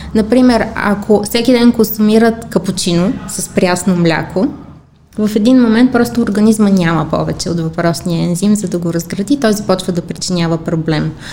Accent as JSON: {"language": "Bulgarian", "country": "Bulgaria", "said": "аз като всички българи"}